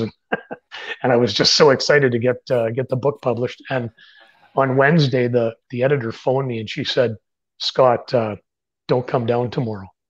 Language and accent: English; Canada; I'm a Canadian writer